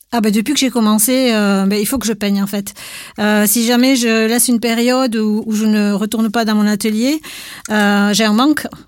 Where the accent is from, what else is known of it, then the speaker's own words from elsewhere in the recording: Basque Country, Nouvelle-Aquitaine, France; chez nous, en Pays Basque